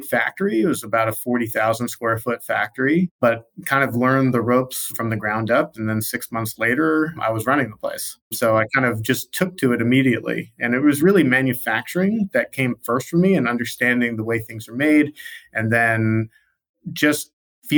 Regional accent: Baltimore, Maryland, United States; I grew up in Baltimore, Maryland

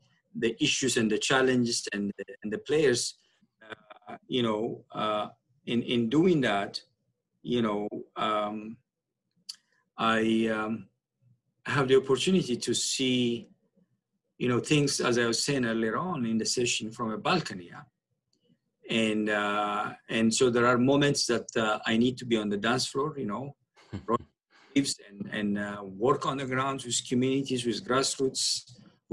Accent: Asmara, Maekel, Eritrea; moved away as an adult; now in Toronto, Canada; originally I was born and grew up in Asmara, Eritrea

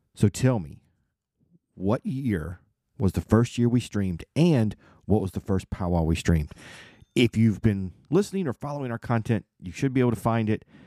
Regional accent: South Carolina, United States; I grew up in South Carolina, I've been here all my life

